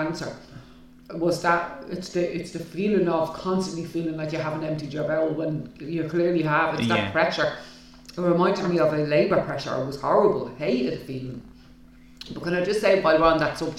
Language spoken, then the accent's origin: English; Ireland; us as Irish people